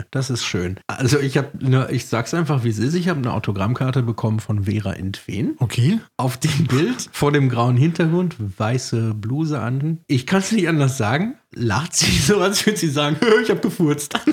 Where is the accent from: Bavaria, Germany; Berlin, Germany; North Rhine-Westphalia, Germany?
North Rhine-Westphalia, Germany; Bei uns im Ruhrgebiet, da vertraut man einander.